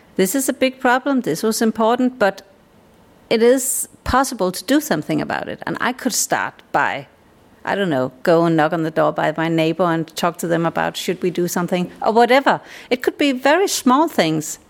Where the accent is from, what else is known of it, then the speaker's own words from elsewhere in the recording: Denmark; I'm a Dane.